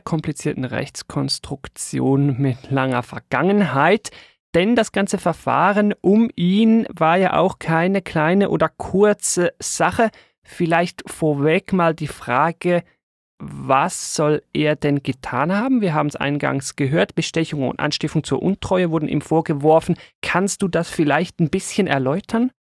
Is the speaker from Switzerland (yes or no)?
yes; Switzerland; bei uns in der Schweiz